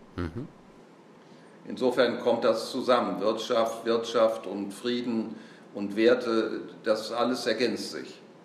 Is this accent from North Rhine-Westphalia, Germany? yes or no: no; Bersenbrück, Lower Saxony, Germany; moved away; Natürlich bin ich sehr gerne in Bersenbrück, wo ich geboren bin und auch die Ehre habe, Ehrenbürger zu sein